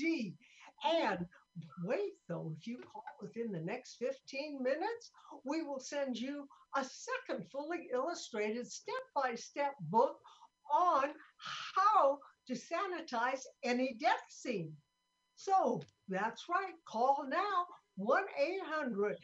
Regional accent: Sioux City, Iowa, United States; I'm from Sioux City, Iowa

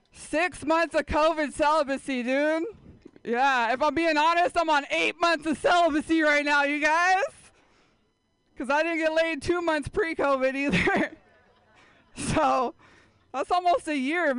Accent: San Jose, California, United States; I grew up in San Jose

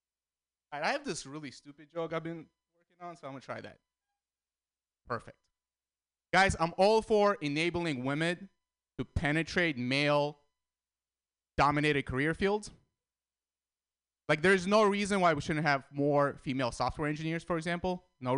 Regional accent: San Francisco, California, United States; also born or lived in Armenia / Russia; Guys, I grew up in San Francisco. I think San Francisco is the most unique place in the world.

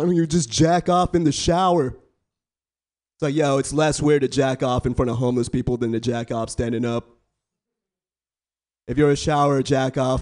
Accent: Bay Area, California, United States; I was born and raised in the Bay Area.

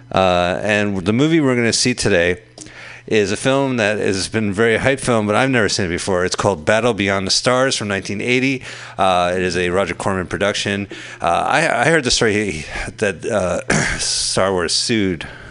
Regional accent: Montclair, New Jersey, United States; moved away; in my hometown of Montclair, New Jersey

